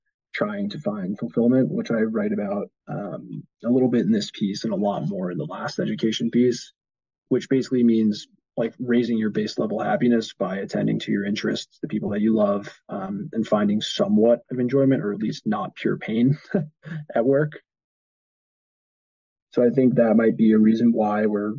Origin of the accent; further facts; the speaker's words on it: United States; I'm American